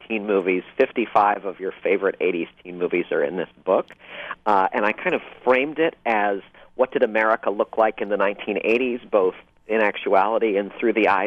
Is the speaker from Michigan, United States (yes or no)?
yes; Southeast Michigan, United States; where I grew up in Southeast Michigan